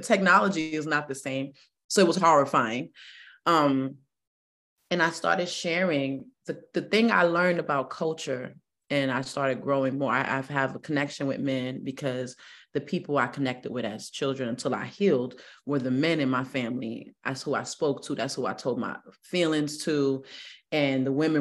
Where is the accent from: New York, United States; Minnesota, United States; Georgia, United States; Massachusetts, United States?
New York, United States; New York City; moved away as an adult; also born or lived in Stroudsburg, Pennsylvania; I'm from the Bronx where there was no trees, and I'm 44, so I'm from the old Bronx